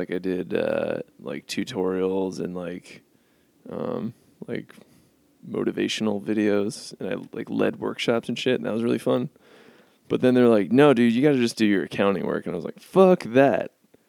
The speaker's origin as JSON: {"language": "English", "region": "Florida", "country": "United States", "said": "I'm from Florida originally."}